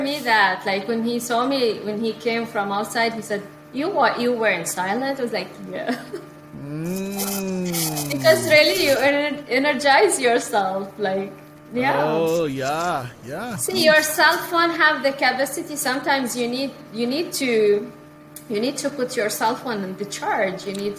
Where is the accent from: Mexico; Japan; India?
India; now in Canada; See, when I came from India, and even here in Canada, sometimes, you know, I have many, many things to do.